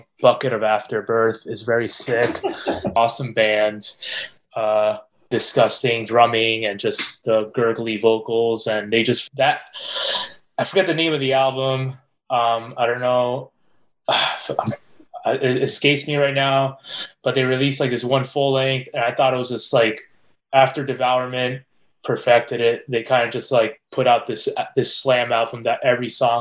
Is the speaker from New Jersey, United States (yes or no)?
yes; Elizabeth, New Jersey, United States; They're from my hometown. I'm from Elizabeth.